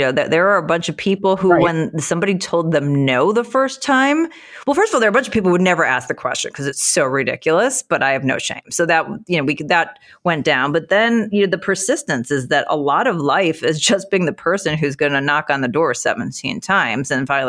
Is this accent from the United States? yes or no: yes; Chicago, Illinois, United States; also born or lived in Philadelphia / New York; I'm a city girl. I'm from Chicago. I went to school in Philly. I spent time in New York.